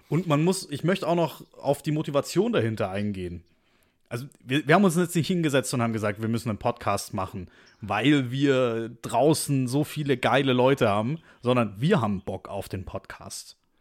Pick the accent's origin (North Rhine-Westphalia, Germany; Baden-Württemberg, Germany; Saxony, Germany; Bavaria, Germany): Baden-Württemberg, Germany; Stuttgart; accent: Swabian; Wir sind nämlich beide geboren und aufgewachsen in Stuttgart